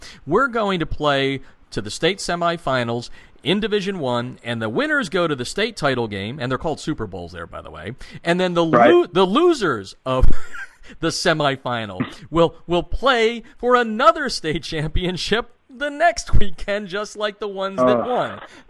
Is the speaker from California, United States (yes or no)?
no; Pennsylvania, United States; born or raised there